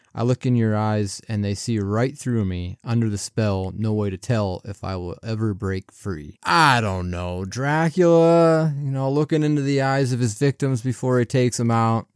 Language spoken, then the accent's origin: English; Pennsylvania, United States; I'm from Pennsylvania